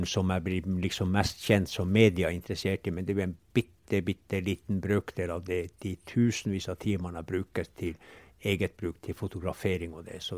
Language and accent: Norwegian; Pasvik, Finnmark, Norway; vi er bare en 1,5 km fra hjemplassen min, og her har jeg vokst